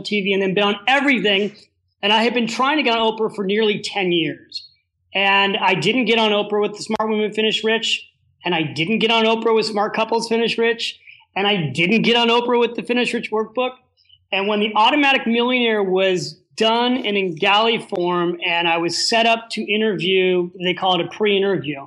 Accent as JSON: {"language": "English", "region": "California", "country": "United States", "said": "I was from California."}